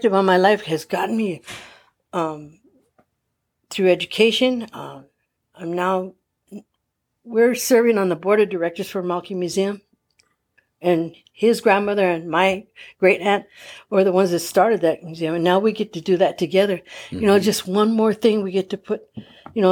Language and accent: English; Palm Springs, California, United States; I grew up in the Dream Homes of Palm Springs